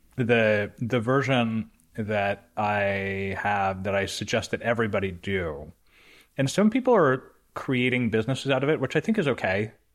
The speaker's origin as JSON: {"language": "English", "country": "Canada", "said": "I'm Canadian"}